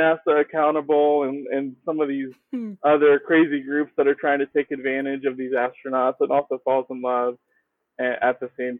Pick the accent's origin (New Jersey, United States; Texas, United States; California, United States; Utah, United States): Texas, United States; Houston; I'm in Houston, so I'm going to represent my hometown